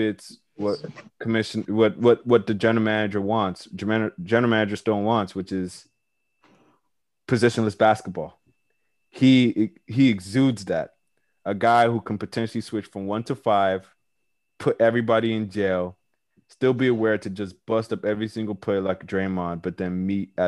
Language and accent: English; Nigeria; I'm Nigerian myself